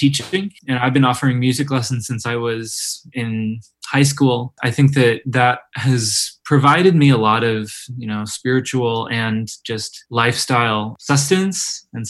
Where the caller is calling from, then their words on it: Oberlin, Ohio, United States; I'm calling in from Oberlin, Ohio.